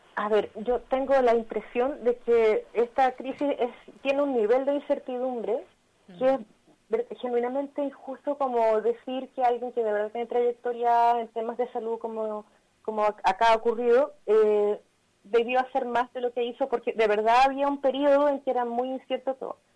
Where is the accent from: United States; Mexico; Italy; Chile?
Chile; moved away as an adult; now in Barcelona, Spain; nosotros somos chilenas en Barcelona y estamos como migras acá